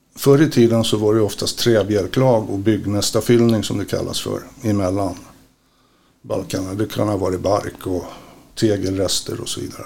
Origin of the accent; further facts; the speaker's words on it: Stockholm, Stockholm County, Sweden; now in Västerås, Sweden; uppvuxen i Stockholm, bor i Västerås.